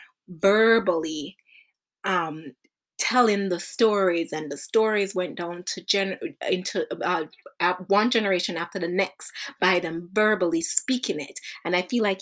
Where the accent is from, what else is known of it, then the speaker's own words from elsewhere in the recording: Jamaica; when I was growing up in Jamaica